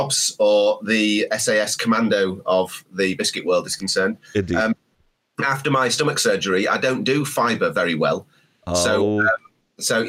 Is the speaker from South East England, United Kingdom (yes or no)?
no; Sheffield, Yorkshire and the Humber, United Kingdom; I was born in Sheffield, the steel city